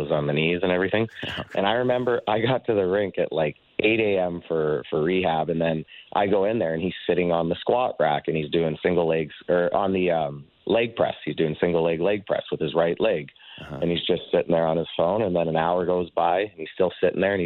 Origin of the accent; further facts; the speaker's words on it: Southern Alberta, Canada; growing up in Southern Alberta